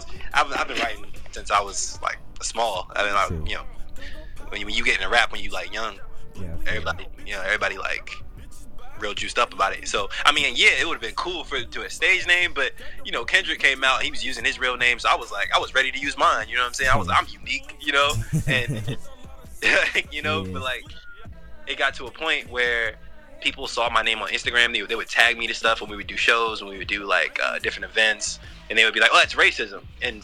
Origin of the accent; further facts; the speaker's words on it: Virginia, United States; also born or lived in Pittsburgh, Pennsylvania; I'm from Pittsburgh, Pennsylvania, originally. Yeah, I was born in the Allegheny County Hospital there, but since I moved all over the place, but I'm out of Virginia. Like, I've been living in Virginia since I was about 8.